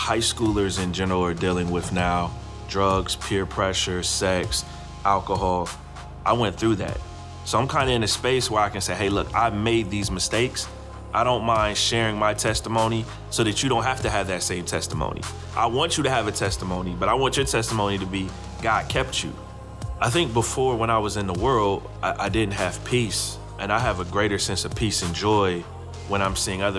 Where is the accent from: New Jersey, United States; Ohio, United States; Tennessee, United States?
Ohio, United States; Columbus; now in Raleigh, United States; I grew up in Columbus, Ohio